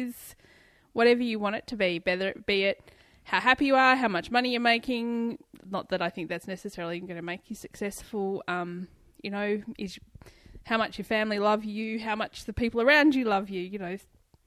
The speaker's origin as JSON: {"language": "English", "region": "Tasmania", "country": "Australia", "said": "I'm from Tasmania."}